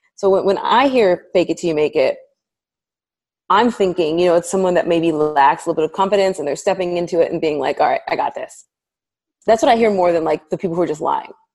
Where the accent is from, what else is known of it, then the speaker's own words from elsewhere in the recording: United States; I'm African American, I'm Black American